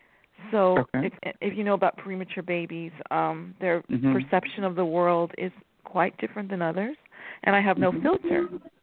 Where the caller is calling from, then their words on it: California, United States; California, Enchantress.